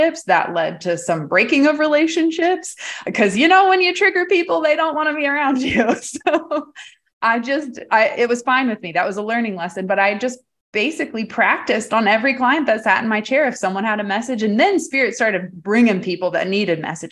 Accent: Farmersville, Texas, United States; growing up in Farmersville, Texas

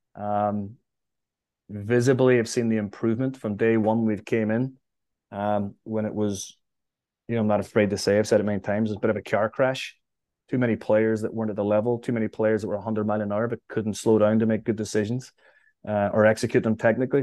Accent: Derry, Northern Ireland, United Kingdom; now in New York, United States; Derry was a great place to grow up.

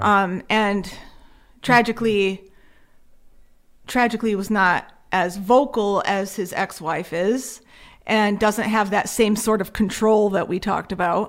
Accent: Connecticut, United States; we are from Connecticut

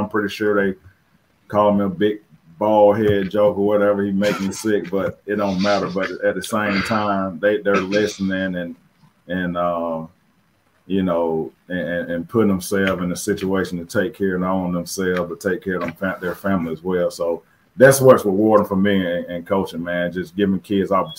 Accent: Phenix City, Alabama, United States; moved away as an adult; also born or lived in Jasper, Alabama / Rome, Georgia; I grew up in South Phoenix City in the project

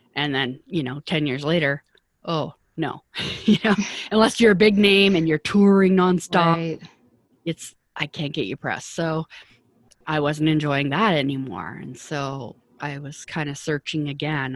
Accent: Vancouver, British Columbia, Canada; moved away as an adult; also born or lived in Toronto; I'm from Vancouver, and at that time it was a kind of a small industry

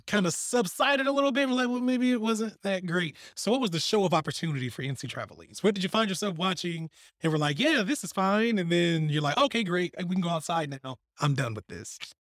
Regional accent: Selma, United States; I'm from Selma.

